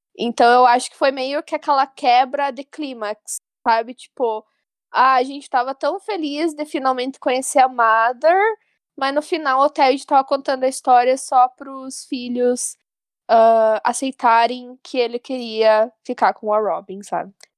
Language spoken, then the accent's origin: Portuguese; Porto União, Santa Catarina, Brazil; eu sou do interior de Santa Catarina, mais especificamente Porto União